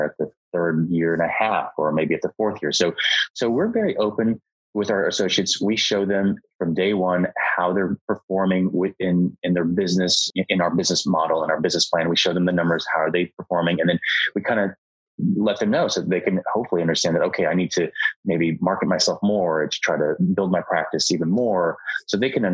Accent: Dallas, Texas, United States; I'm from Dallas. I was born and raised in Dallas

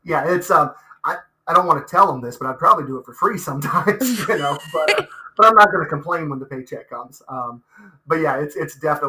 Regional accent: Meigs County, Ohio, United States; also born or lived in Athens, Ohio; I grew up in Meigs County. I graduated from Meigs High School back in 2002.

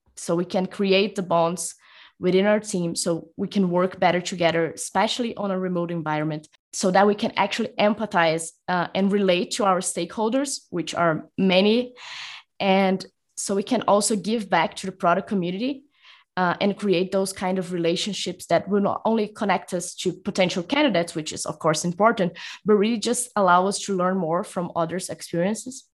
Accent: São Paulo, Brazil; moved away as an adult; also born or lived in Rio de Janeiro, Brazil; now in Mexico; I am currently talking from Mexico, although I'm actually from São Paulo, Brazil.

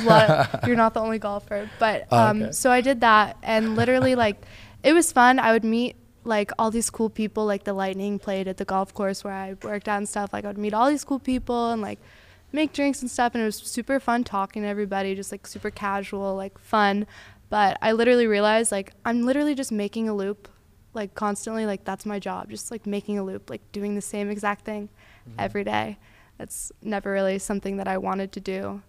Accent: Tampa, Florida, United States; I'm 22 from Tampa.

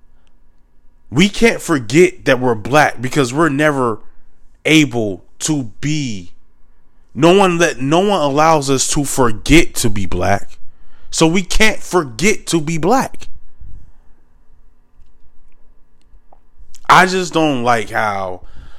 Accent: United States; I'm not African American, I'm Black American

